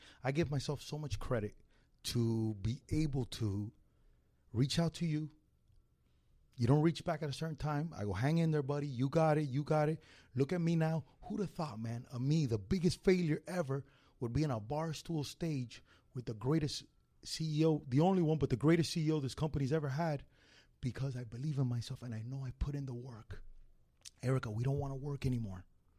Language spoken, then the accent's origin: English; Miami, Florida, United States; I'm Cuban from Miami.